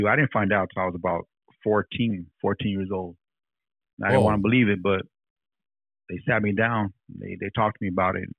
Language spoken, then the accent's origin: English; Corona, California, United States; also born or lived in Riverside, California / Germany; now in Hesperia, United States; I live in Hesperia, but I'm from Corona.